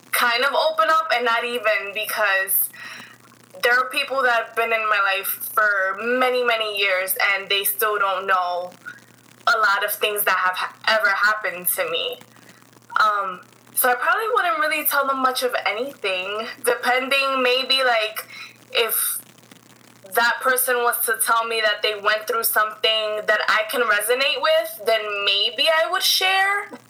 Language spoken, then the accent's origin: English; New York City, New York, United States; I was born and raised here in the Bronx. I still reside in the Bronx. Um, my family, um, they're all from Puerto Rico, so I'm first generation here.